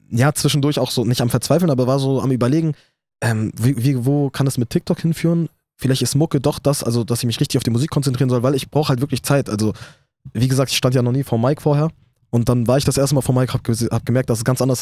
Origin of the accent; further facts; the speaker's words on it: Iraq; Dann zwischendurch war ich sogar Nationalspieler vom Irak, also von meiner Heimat, wurde ich eingeladen.